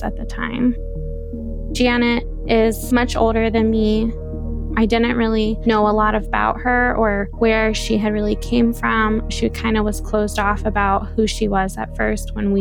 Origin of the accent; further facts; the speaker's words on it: Midwest, United States; I am 27 years old and I am from the Midwest.